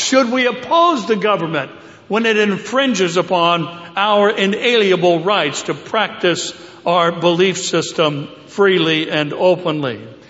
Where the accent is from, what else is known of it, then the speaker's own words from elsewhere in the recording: United States; So what is our role as American Christians today in the political arena?